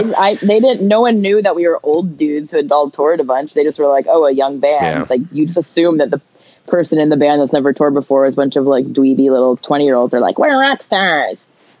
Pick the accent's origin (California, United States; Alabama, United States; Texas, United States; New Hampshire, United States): Alabama, United States; now in Victoria, Canada; I'm from Alabama, which is hella Christian.